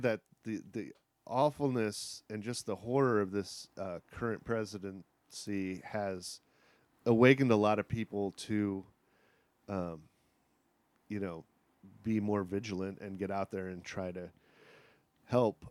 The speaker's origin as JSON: {"language": "English", "town": "Kankakee", "region": "Illinois", "country": "United States", "moved": "yes", "said": "Illinois, Kankakee, Illinois, which is a rural town about an hour from Chicago"}